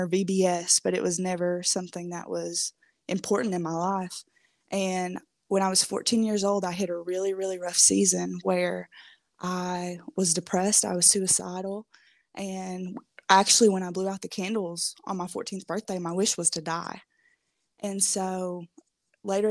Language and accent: English; Kentucky, United States; moved away as an adult; also born or lived in Minnesota; I'm from Kentucky, but I went to college in Minnesota.